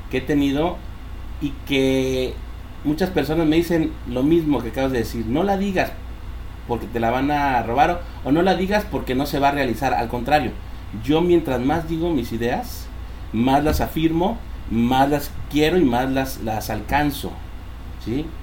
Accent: Mexico City, Mexico; born there; yo, yo nací en Ciudad de México, nos venimos para acá por la situación económica, aquí estaba mi abuelita, aquí nos recibió

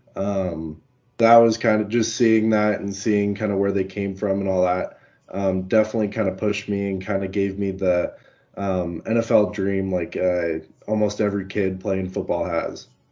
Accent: Colorado, United States; I've been born and raised in Colorado

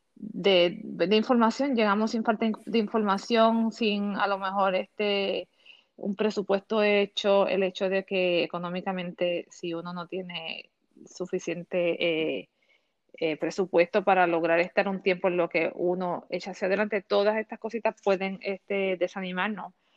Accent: Puerto Rico; moved away as an adult; now in Orlando, United States; soy natural de Puerto Rico. Llevo alrededor de 13 años viviendo aquí en Orlando.

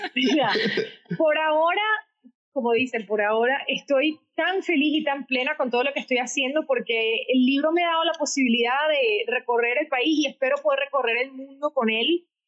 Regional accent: Caracas, Capital District, Venezuela; first language Spanish; moved away as an adult; now in United States; quiso mandar a un campamento con mucho esfuerzo económico en Minnesota, desde Caracas, para que yo aprendiera inglés

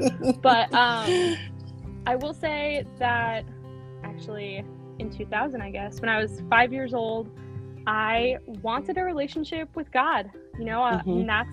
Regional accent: Franklin Lakes, New Jersey, United States; now in Boston area, United States; I grew up in New Jersey in Franklin Lakes, and now I live outside of Boston near Cape Cod

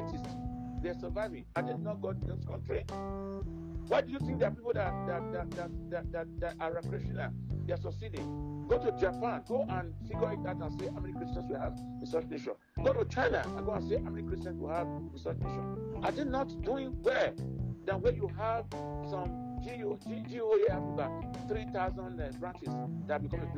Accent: Nigeria; also born or lived in Canada

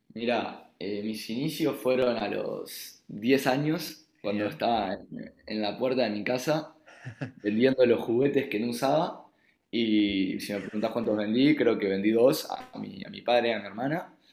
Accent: Uruguay; accent: Uruguayan; moved away as an adult; also born or lived in Israel; now in Barcelona, Spain; por el asiento se habrán dado cuenta que soy uruguayo

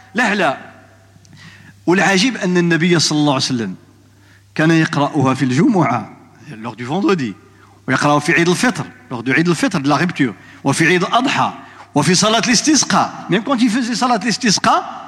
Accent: Morocco; عندنا في المغرب

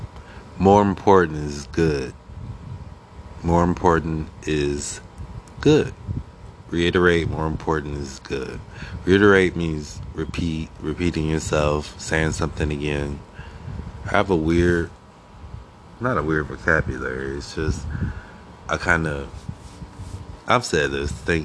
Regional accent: Akron, Ohio, United States; now in New York City, United States; I'm originally from Akron, Ohio. A-K-R-O-N. Ohio.

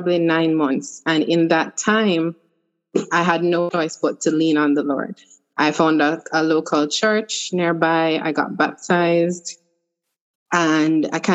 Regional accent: Kingston, Jamaica; now in Florida, United States; I am originally from Kingston, Jamaica, but I now reside in Florida in the U.S.

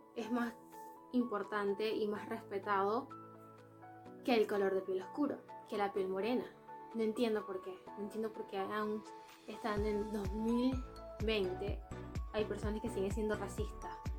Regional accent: Venezuela; moved away; somos de Venezuela

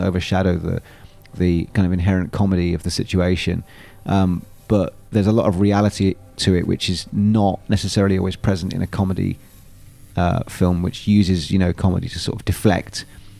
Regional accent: Devon, South West England, United Kingdom; I grew up in Devon, which is very green

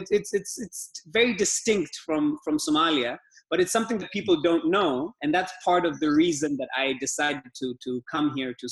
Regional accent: Dar es Salaam, Tanzania; Like you said, I'm from Tanzania. I'm from Dar es Salaam, Tanzania. That's where I live and work.

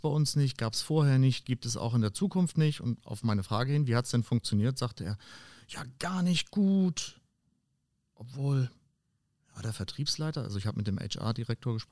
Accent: Schleswig-Holstein, Germany; in meiner Heimat oben an der dänisch-deutschen Grenze

